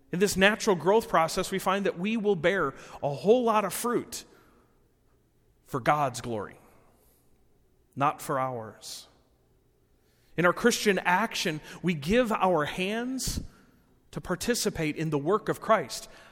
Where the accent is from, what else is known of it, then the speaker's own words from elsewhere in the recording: Rockford, Illinois, United States; I was born and raised in Rockford